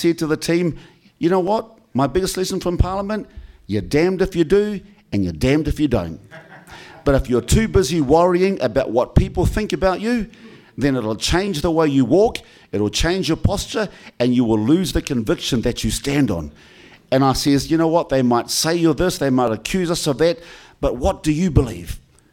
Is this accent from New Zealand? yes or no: yes; New Zealand; this is what I am as a New Zealander